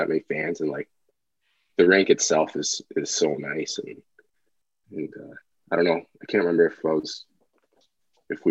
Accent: Owen Sound, Ontario, Canada; Owen Sound is my hometown

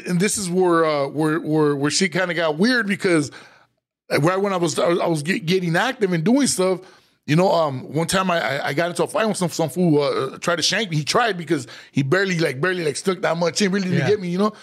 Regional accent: Los Angeles, California, United States; also born or lived in Northridge; I grew up in Boyle Heights because all my cousins and a lot of family lived in Boyle Heights

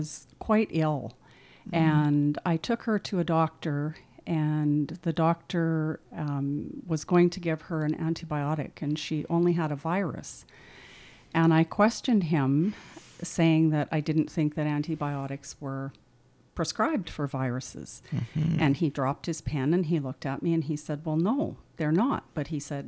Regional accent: Saskatchewan, Canada; moved away as an adult; now in Medicine Hat, Canada; I was raised in Saskatchewan, and I moved to Medicine Hat 28

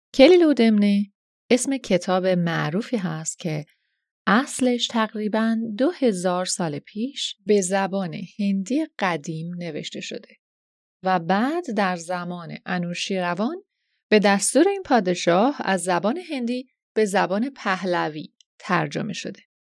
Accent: Iran; moved away as an adult; چند سالی هست که به دور از خاکی که درش به دنیا اومدم زندگی میکنم

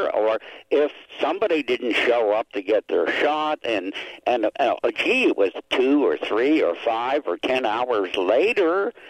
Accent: Pittsburgh, Pennsylvania, United States; moved away; Pittsburgh, my hometown.

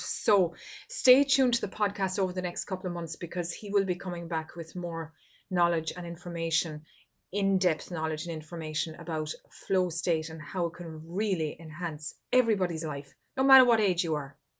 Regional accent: Ireland; my home country here of Ireland

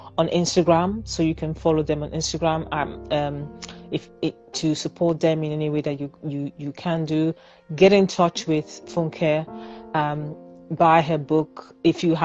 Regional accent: Nigeria; I'm a Nigerian

